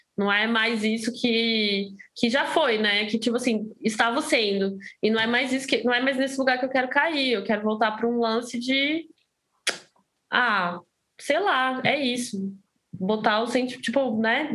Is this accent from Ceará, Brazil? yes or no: no; Brasília, Federal District, Brazil; moved away as an adult; now in São Paulo, Brazil; sou de Brasília, né? Eu morava em Brasília antes de mudar para São Paulo